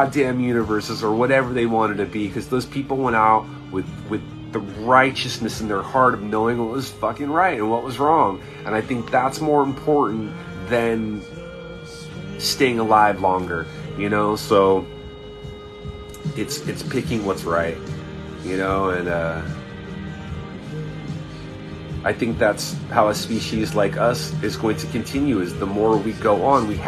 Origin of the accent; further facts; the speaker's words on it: Southern California, United States; I was blessed where I grew up in Southern California